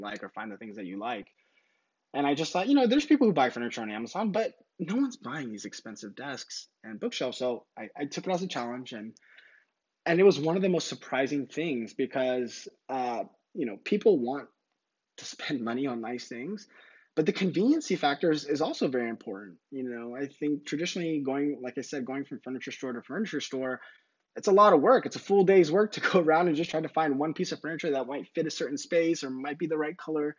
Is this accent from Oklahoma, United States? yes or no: no; San Diego, California, United States; also born or lived in Temecula, California; I'm from San Diego